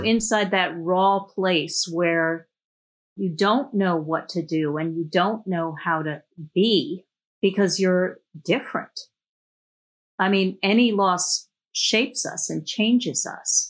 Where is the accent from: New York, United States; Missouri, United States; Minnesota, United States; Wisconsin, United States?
New York, United States; New York City; I grew up in New York City.